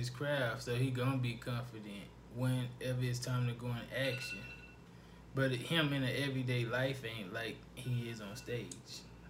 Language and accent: English; West Texas, United States; And I'm from West Texas.